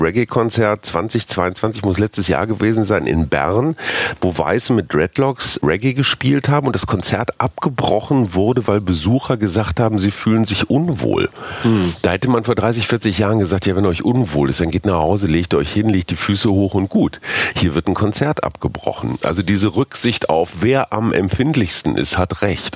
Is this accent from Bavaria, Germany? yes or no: no; Münster, North Rhine-Westphalia, Germany; moved away; in meiner Heimatstadt Münster